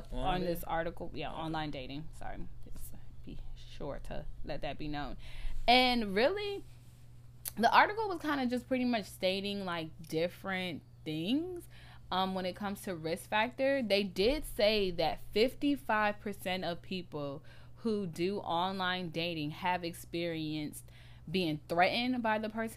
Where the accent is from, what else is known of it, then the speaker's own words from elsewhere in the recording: United States; I grew up in the States